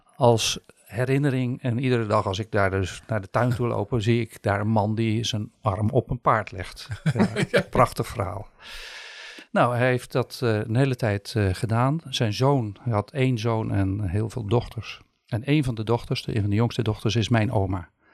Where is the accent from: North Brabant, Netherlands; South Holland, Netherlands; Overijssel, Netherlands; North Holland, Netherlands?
South Holland, Netherlands; Sommelsdijk; also born or lived in Rotterdam; Geboren en getogen in Sommelsdijk, maar kort in Rotterdam geweest.